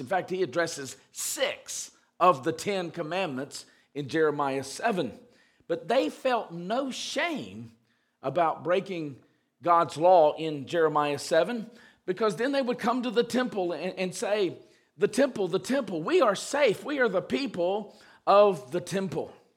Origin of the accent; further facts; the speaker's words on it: the South, United States; when I was growing up in the South